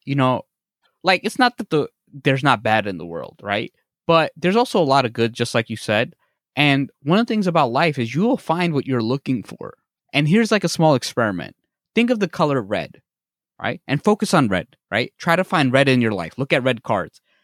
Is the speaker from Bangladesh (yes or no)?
yes; Bangladesh; I'm from Bangladesh